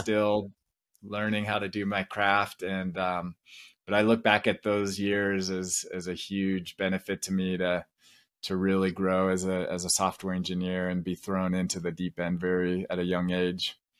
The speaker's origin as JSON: {"language": "English", "town": "Vista", "region": "California", "country": "United States", "tie": "born or raised there", "moved": "as an adult", "lives_now": "Provo, United States", "said": "Vista is the city I grew up"}